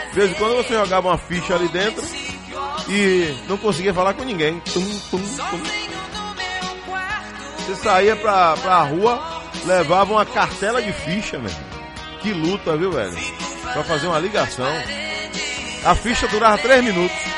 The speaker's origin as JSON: {"language": "Portuguese", "town": "Itabuna", "region": "Bahia", "country": "Brazil", "tie": "born or raised there", "said": "Sou, nascido em Itabuna. Nasci em Itabuna."}